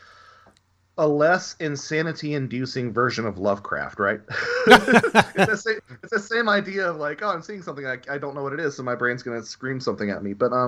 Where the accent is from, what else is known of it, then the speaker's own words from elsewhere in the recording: Southern United States, United States; Yeah, well, I'm a Southerner. I can make fun of Southerners.